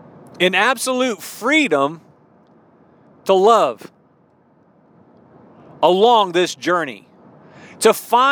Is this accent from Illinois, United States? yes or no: yes; Illinois, United States; also born or lived in Maryland / East Texas / Baton Rouge, Louisiana; I was born in Maryland. My dad was in the military. I don't remember anything there. I was a mere baby. I grew up most of my life in central Illinois.